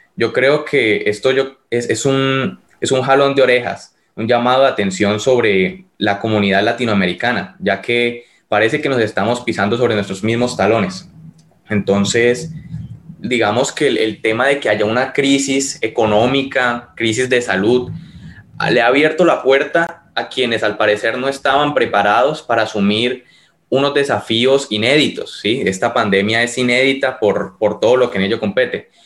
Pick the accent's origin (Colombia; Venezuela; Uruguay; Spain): Colombia